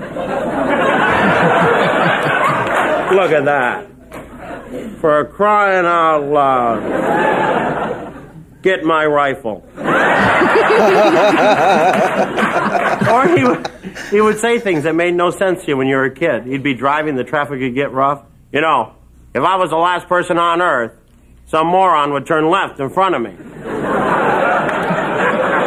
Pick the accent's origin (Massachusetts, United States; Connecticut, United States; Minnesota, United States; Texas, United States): Minnesota, United States; moved away; I am from Minnesota.